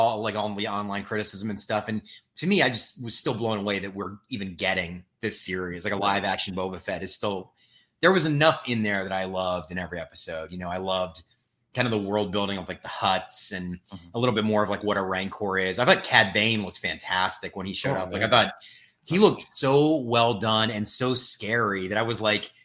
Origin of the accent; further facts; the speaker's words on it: East Coast, United States; now in Los Angeles, United States; I'm from the East Coast